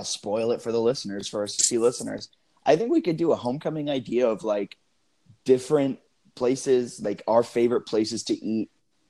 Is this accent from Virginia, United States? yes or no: yes; Fredericksburg, Virginia, United States; moved away as an adult; also born or lived in Harrisonburg, Virginia; my hometown in Fredericksburg